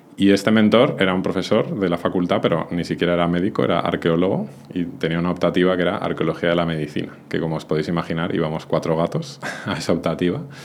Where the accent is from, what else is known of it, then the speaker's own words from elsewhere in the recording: Madrid, Community of Madrid, Spain; moved away as an adult; also born or lived in Benasque Valley, Pyrenees; now in Benasque, Spain; Yo soy de Madrid, pero desde hace un tiempo decidí marcharme a vivir a los Pirineos, al Valle de Benasque